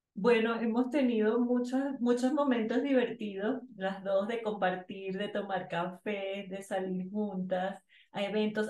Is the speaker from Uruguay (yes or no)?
no; Venezuela; moved away as an adult; now in Bogotá, Colombia; soy venezolana, tengo nueve años viviendo en Colombia